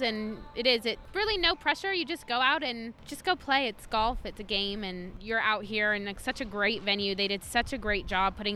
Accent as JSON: {"language": "English", "country": "United States", "tie": "born or raised there", "said": "Our mom is a PGA professional, and so she was our coach growing up in Tahoe."}